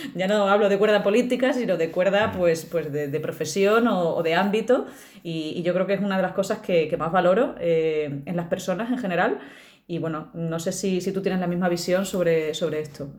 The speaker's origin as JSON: {"language": "Spanish", "region": "Extremadura", "country": "Spain", "moved": "yes", "said": "soy extremeña y cuando voy bajando al pueblo se me empiezan a caer las letras"}